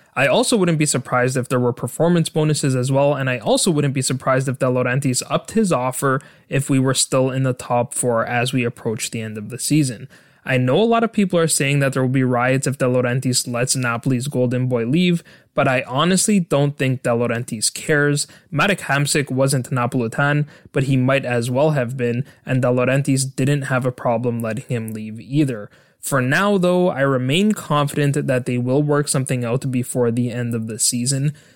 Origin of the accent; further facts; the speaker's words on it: Canada; my home country of Canada